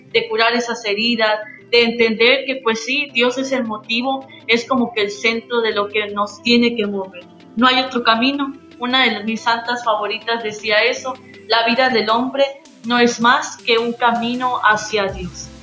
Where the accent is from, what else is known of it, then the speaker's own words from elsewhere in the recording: Yucatán, Mexico; la que somos nosotros como yucatecos.